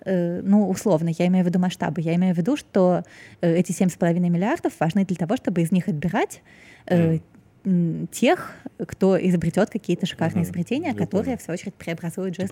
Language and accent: Russian; Saint Petersburg, Russia; moved away as an adult; now in Moscow, Russia; я вот выросла в Петербурге